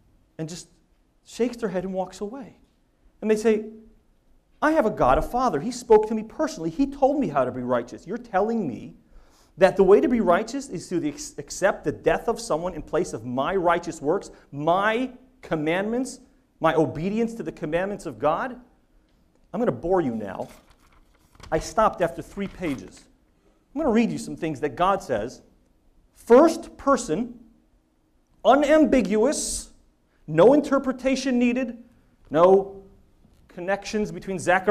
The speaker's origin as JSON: {"language": "English", "region": "the New York area", "country": "United States", "tie": "born or raised there", "said": "I grew up in the New York area."}